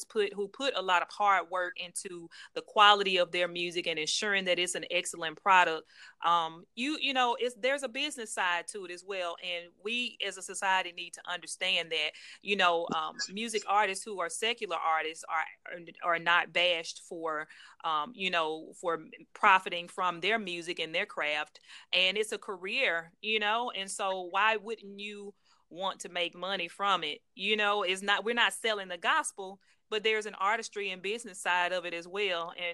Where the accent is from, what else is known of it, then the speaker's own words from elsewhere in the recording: Jackson, Mississippi, United States; my hometown, Jackson, Mississippi.